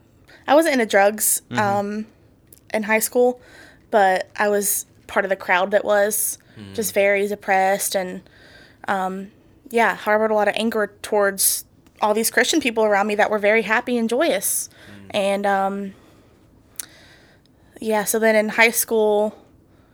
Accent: North Carolina, United States; also born or lived in Smithfield, North Carolina / New Bern, North Carolina / Jacksonville, North Carolina / Raleigh, North Carolina; I'm a North Carolina native, lived here my whole life, but all around the state

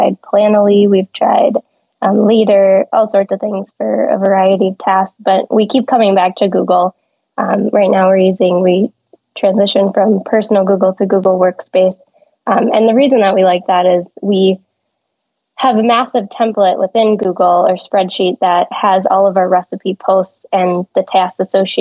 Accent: California, United States; moved away; I'm from California

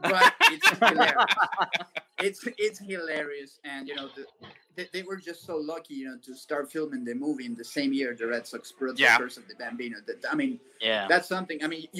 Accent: Venezuela; I'm from Venezuela

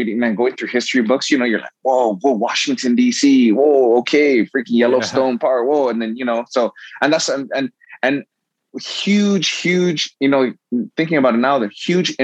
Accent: Saipan, Northern Mariana Islands; now in Guam; I live on Guam currently, but I'm born on Guam, but I grew up on an island called Saipan

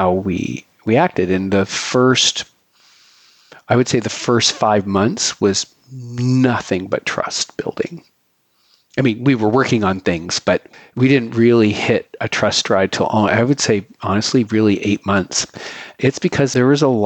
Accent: Canada; now in Philadelphia, United States; I am a white gay Canadian living in Philadelphia

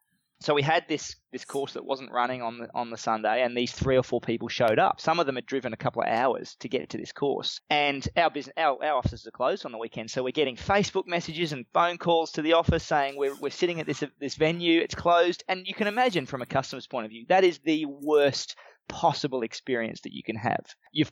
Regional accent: Australia; A lot of our Australian customers like that we're Australian.

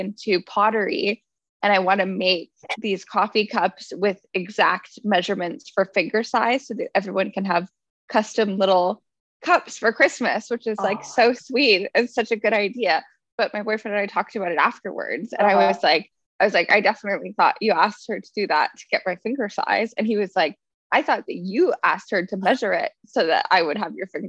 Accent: Canada

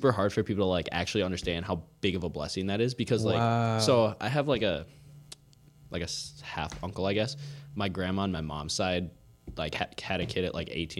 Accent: Otsego, Minnesota, United States; born or raised there; also born or lived in Coon Rapids

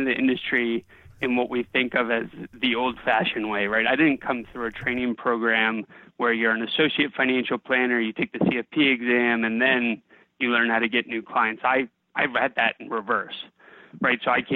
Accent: Bethesda, Maryland, United States; now in Alexandria, United States; I grew up in Bethesda, Maryland

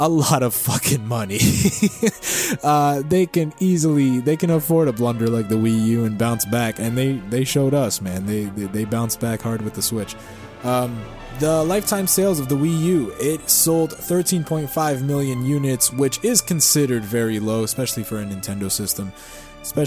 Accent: Canada; I am a Canadian citizen

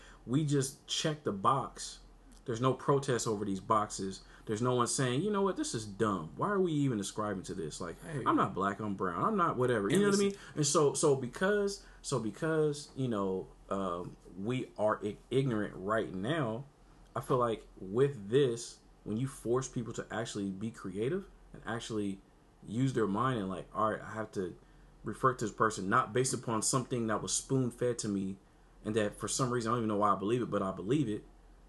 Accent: Puerto Rico; I'm from, you know, Afro-Latina. I'm from, you know, I speak whatever. I speak Spanish. I'm from Puerto Rico.

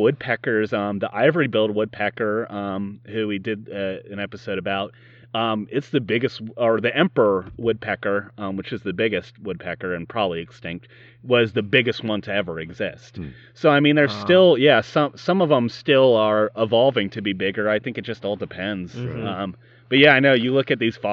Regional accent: Yorktown, Virginia, United States; we're from Yorktown here.

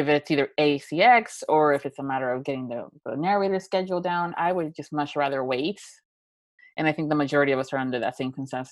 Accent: Florida, United States; I'm from Florida

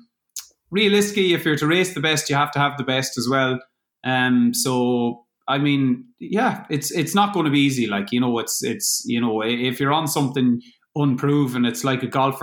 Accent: Crossmolina, Connacht, Ireland; now in Claremorris, Ireland; I'm from Cross Molina, but I'm living in Claremorris now.

